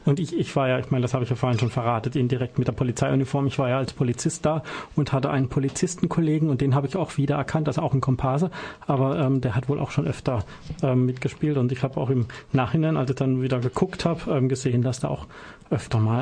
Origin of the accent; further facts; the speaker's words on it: Baden-Württemberg, Germany; als Badener